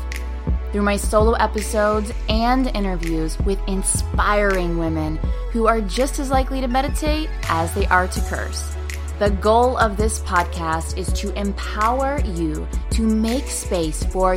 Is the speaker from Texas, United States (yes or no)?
no; Pittsburgh, Pennsylvania, United States; And I am born and raised and currently still live in Pittsburgh.